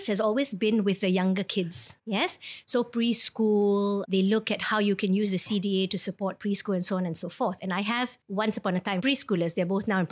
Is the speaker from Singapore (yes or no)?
yes; Singapore; I was born in Singapore